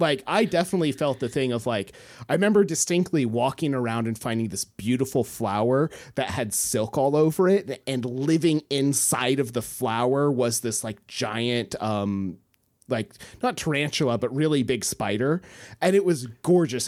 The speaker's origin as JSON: {"language": "English", "town": "Homer", "region": "Alaska", "country": "United States", "tie": "born or raised there", "said": "I grew up in Homer. I was fifteen miles out of Homer."}